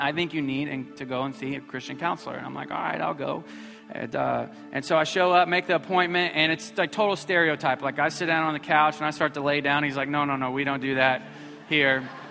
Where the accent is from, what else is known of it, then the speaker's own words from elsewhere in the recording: Missouri, United States; I grew up in Missouri, so we don't have good grammar there